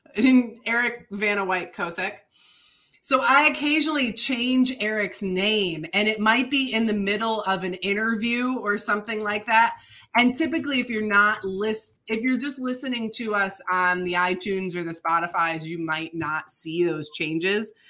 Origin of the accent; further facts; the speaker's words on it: Michigan, United States; accent: Upper Midwest; moved away; I I am originally from Michigan, and my ancestors um, immigrated in from Croatia into Michigan